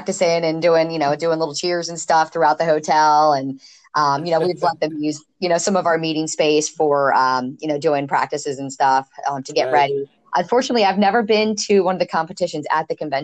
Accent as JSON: {"language": "English", "town": "Stevensville", "region": "Maryland", "country": "United States", "tie": "born or raised there", "lives_now": "Ocean City, United States", "said": "I grew up in Stevensville, Maryland. That's Kent Island."}